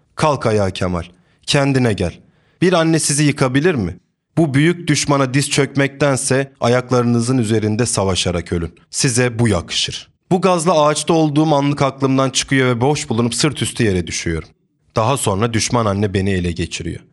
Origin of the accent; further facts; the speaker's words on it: a village in Trabzon, Turkey; Trabzon'un bir köyünde doğdum büyüdüm. Tüm çocukluğum köyde geçti.